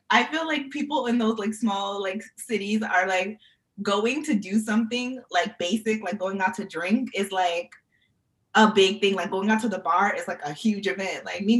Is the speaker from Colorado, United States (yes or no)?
no; New York, United States; I was born in New York, I was raised in New York, and I stayed in college for New York.